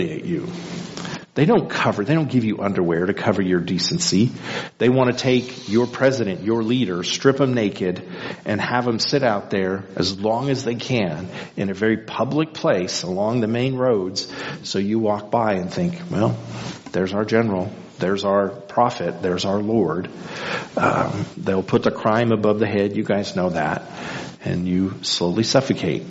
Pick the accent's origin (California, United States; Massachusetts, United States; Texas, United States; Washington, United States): Texas, United States; El Paso; now in Midland, United States; growing up in El Paso